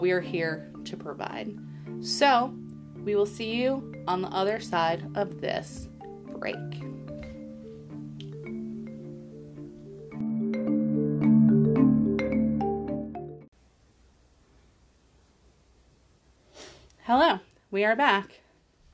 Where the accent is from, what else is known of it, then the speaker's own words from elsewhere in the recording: New York, United States; We are in New York